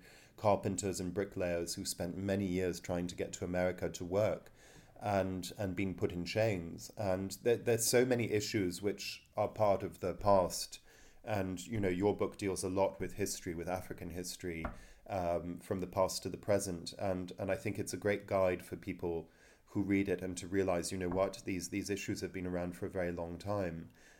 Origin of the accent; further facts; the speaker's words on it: United Kingdom; But as a British citizen, I told you one story just out of many